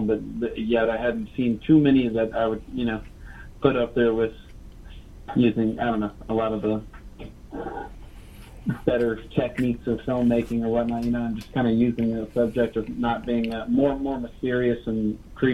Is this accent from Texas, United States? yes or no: yes; Beaumont, Texas, United States; also born or lived in Orange, Texas; I grew up in Southeast Texas, from Orange and Beaumont, and right on the edge of Louisiana